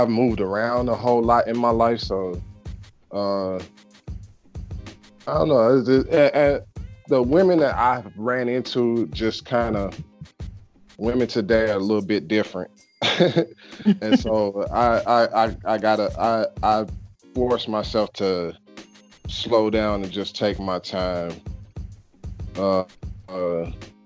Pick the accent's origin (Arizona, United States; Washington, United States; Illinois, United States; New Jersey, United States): Illinois, United States; Chicago; now in Charleston, United States; from Chicago